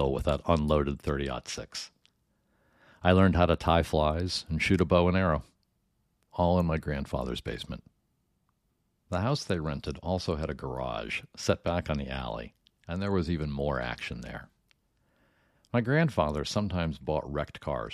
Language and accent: English; Iowa City, Iowa, United States; I grew up in Iowa City